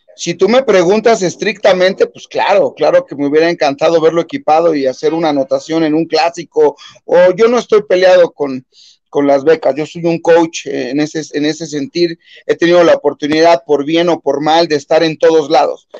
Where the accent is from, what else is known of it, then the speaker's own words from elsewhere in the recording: Mexico; como buenos mexicanos